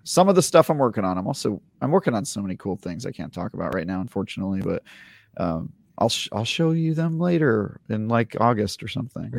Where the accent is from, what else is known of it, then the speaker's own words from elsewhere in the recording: Oakland, California, United States; I grew up in Oakland in the nineties